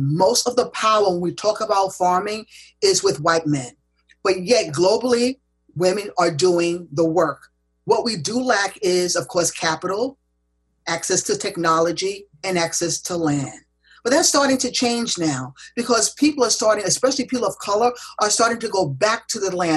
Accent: United States; Growing up in America, I was always taught that farming was slave labor

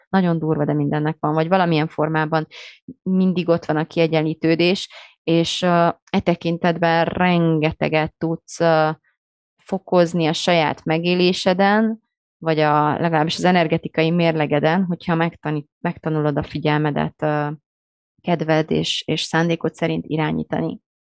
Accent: Romania; moved away; én Romániában nőttem fel

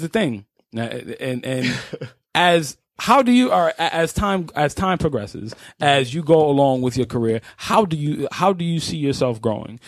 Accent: New York City, New York, United States; I grew up in Spanish Harlem.

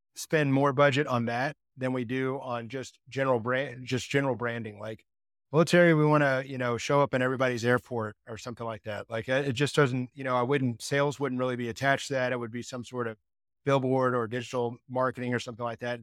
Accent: Texas, United States; I grew up in Texas

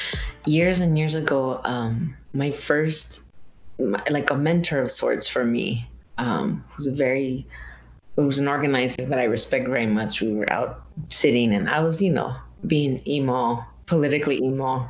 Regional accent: Guadalupe, Arizona, United States; moved away; I'm from Arizona originally. I'm from this town called Guadalupe, Arizona, which is like in the, you know, metropolitan Phoenix area

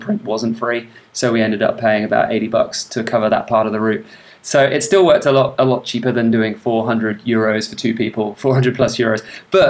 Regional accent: England, United Kingdom; I grew up in England

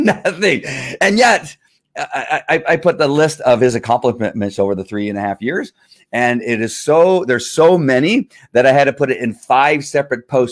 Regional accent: United States; I'm an American

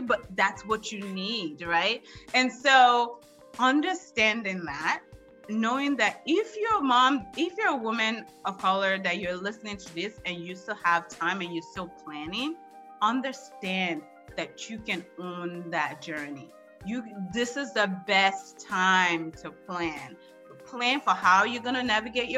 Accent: Washington, District of Columbia, United States; I grew up in the District of Columbia

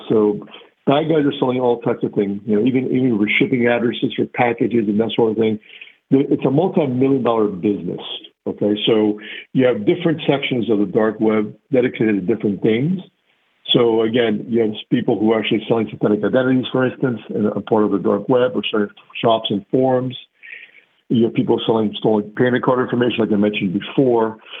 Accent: Miami, Florida, United States; Grew up in the Miami area from uh, Cuban parents, immigrants, first generation American

